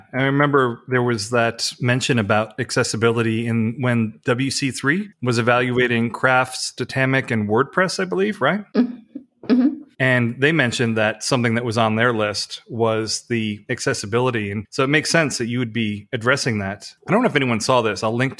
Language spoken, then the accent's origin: English; Missouri, United States; I'm from Missouri. Show me, I got to see it.